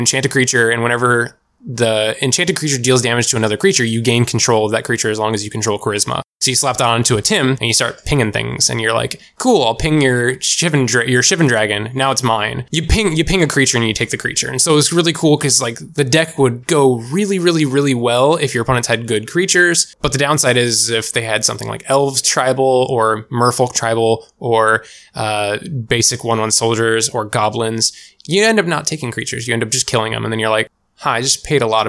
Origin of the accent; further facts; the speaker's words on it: Washington, United States; I'm born, raised, and have lived my entire 28-year life in Washington State